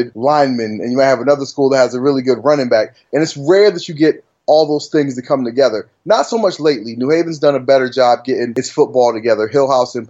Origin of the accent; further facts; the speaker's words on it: New Haven, Connecticut, United States; also born or lived in Richmond County, North Carolina; when I was a kid, I grew up in rural North Carolina, Richmond County to be exact. And I lived down there until I was about like 10 years old. Then from the age of, you know, about 10 on up, I lived in New Haven, Connecticut.